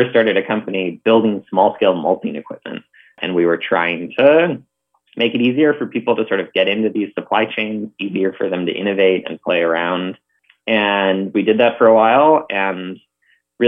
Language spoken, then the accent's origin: English; Northfield, Minnesota, United States; moved away; So I grew up in Northfield, Minnesota, which is a small college town about 45 minutes south of the Twin Cities.